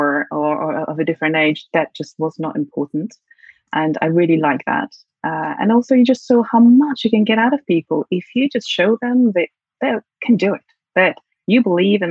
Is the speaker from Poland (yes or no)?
yes; Poland; accent: British; English is a second language; moved away as an adult; now in London, United Kingdom; I'm originally from Poland, where I grew up. I went to school, high school there, and I came to London to come to university.